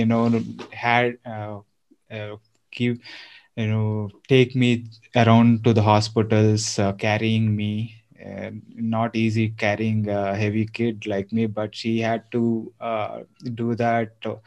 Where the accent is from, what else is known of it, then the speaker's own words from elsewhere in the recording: Eluru, Andhra Pradesh, India; also born or lived in Hyderabad; now in Bangalore, India; I am from Andhra. So I'm from a town called Eluru, and I've lived for about 10 years in Hyderabad